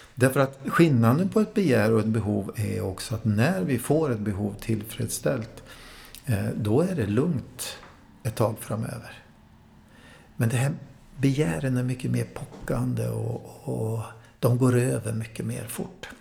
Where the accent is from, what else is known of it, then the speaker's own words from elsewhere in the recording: Värmland, Sweden; moved away; Jag är från Värmland från början